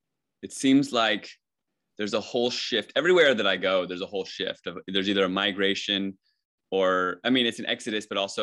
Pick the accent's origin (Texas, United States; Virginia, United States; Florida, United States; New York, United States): Virginia, United States; I've had like 40 jobs and I moved like 30 times and I'm from Virginia and I'm on the West Coast